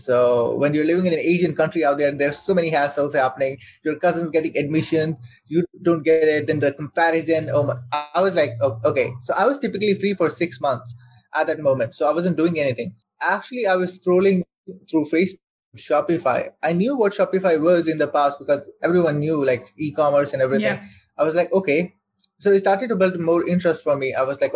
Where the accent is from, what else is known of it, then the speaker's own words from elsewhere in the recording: Saudi Arabia; I'm born and raised in Saudi Arabia. So I spent my whole life over there.